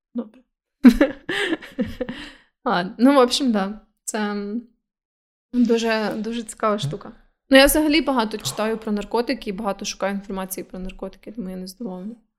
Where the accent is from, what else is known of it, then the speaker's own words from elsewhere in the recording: Ukraine; в нас кокаїн не настільки популярний, як, наприклад, в Америці